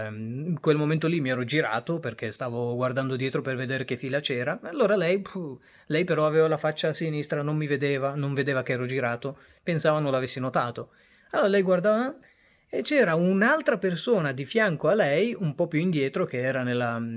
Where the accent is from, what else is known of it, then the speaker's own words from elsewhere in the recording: Bangladesh; now in Italy; Quasi tutte le volte la, quando scendevamo dal Bangladesh all'Italia per tornare in Italia, dove abbiamo la cittadinanza